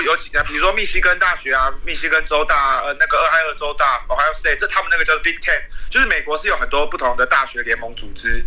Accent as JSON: {"language": "Chinese", "country": "Taiwan", "said": "就是跟我们台湾人想象那种"}